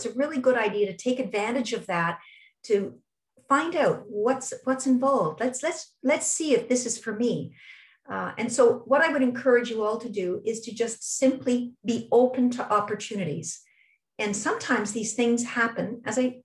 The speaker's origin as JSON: {"language": "English", "town": "Toronto", "region": "Ontario", "country": "Canada", "tie": "born or raised there", "said": "my hometown is Toronto, and I went for all my schooling in Toronto, elementary, junior high, high school, and I did all three degrees at U of T"}